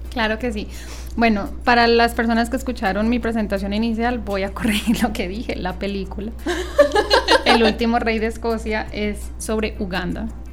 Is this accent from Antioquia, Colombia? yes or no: no; Bogotá, Colombia; now in Medellín, Colombia; yo soy de Bogotá y viví por fuera del país mucho tiempo